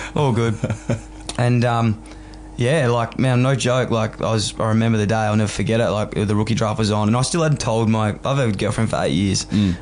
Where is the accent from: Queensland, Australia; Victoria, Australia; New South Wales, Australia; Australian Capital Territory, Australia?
Victoria, Australia; Melbourne; moved away as an adult; now in Sydney, Australia; growing up in Fitzroy, which is right next to Carlton. Like I literally grew up in a one kilometre radius my whole life